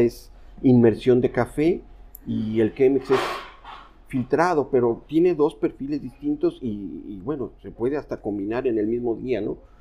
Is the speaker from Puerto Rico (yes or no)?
no; Veracruz, Mexico; soy de Veracruz